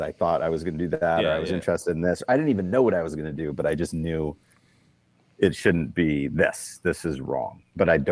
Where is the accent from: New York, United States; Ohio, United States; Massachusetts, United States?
Massachusetts, United States; Boston; moved away as an adult; also born or lived in Telluride, Colorado / Japan; I'm originally from Boston